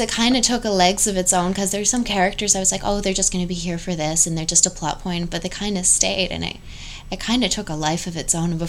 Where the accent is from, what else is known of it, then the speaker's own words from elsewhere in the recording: Canada; we're both Canadian.